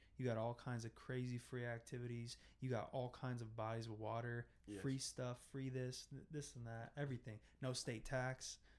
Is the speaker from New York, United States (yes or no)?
no; Iowa, United States; now in Florida, United States; I've lived in the Midwest. I lived in Iowa. That's where I'm from, not Idaho.